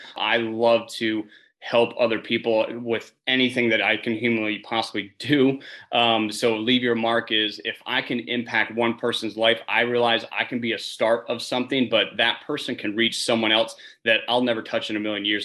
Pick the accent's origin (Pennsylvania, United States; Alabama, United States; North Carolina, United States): Pennsylvania, United States; Northern; I'm originally from Northern Pennsylvania